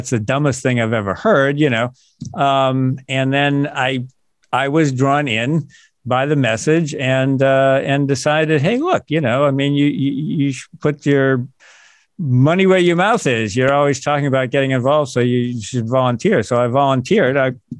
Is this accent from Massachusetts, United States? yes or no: yes; Massachusetts, United States; moved away as an adult; also born or lived in Virginia; I grew up in Massachusetts. I knew who he was. You know, he was my senator when I lived there, and I was living in Virginia at the time.